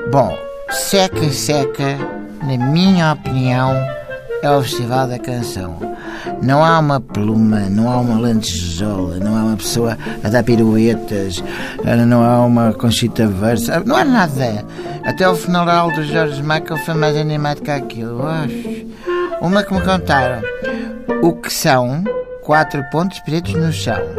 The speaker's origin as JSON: {"language": "Portuguese", "town": "Cacém", "region": "Lisbon", "country": "Portugal", "said": "sou do Cacém."}